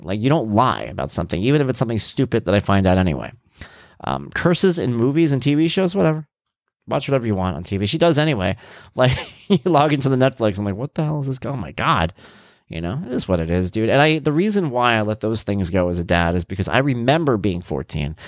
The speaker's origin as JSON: {"language": "English", "area": "Long Island", "region": "New York", "country": "United States", "said": "we're from Long Island."}